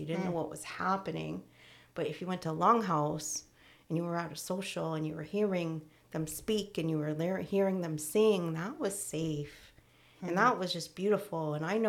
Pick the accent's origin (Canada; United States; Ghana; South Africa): United States; Syracuse, New York; also born or lived in Utica / Florida / Indiana / Georgia; I was born in Syracuse, and then I went to Utica, and then I went to Florida, and then I went to Indiana, and then I went to Georgia. And then I came back and I was 10 or 11.